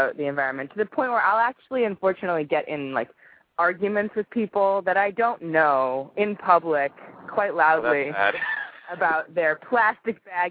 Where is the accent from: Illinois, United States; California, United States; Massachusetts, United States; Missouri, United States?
Illinois, United States; Chicago; moved away as an adult; also born or lived in Vermont; now in Los Angeles, United States; I'm originally from downtown Chicago.